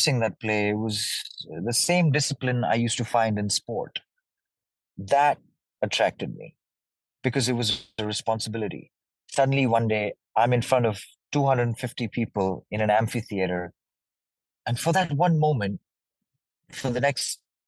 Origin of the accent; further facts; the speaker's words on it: Dehradun, Uttarakhand, India; moved away as an adult; also born or lived in Delhi / Lucknow / Mumbai; I was born in Delhi, which is the capital of India. But I was never raised there. I was raised in a small city called Lucknow, which is in Uttar Pradesh, for a little part of my life. After which I switched and went to a city called Dehradun, which is in the mountains. It was a boarding school